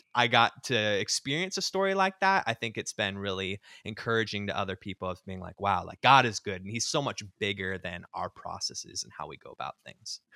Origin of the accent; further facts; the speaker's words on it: Southern California, United States; now in Seattle, United States; I grew up in the Churches of Christ, what we call the Main Line or traditional Churches of Christ, um, down in Southern California